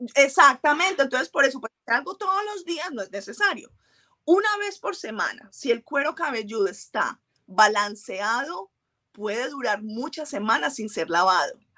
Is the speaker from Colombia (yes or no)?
yes; Colombia; moved away; nací en Colombia, fui, fui criada de una forma específica